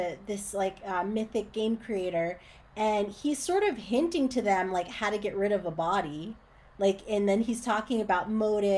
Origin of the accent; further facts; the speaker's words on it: Northern New Jersey, United States; moved away as an adult; also born or lived in Boston / New York; now in Los Angeles, United States; I'm from Northern Jersey